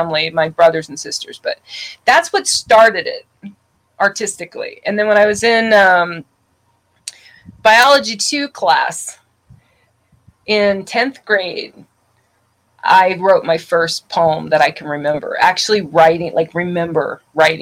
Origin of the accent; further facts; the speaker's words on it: outside of New Orleans, Louisiana, United States; also born or lived in Tulsa, Oklahoma; born in Tulsa, Oklahoma, raised in outside of New Orleans, Louisiana.